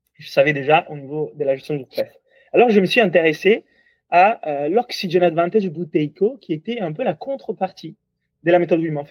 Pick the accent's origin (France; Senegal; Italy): Italy; accent: Italian; French is a second language; moved away; comme vous entendez de mon accent, je suis toulousain, ah non non, italien.